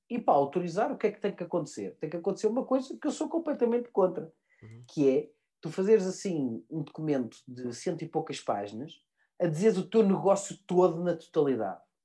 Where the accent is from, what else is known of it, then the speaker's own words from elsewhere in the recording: Portugal; eu sou português como cidadão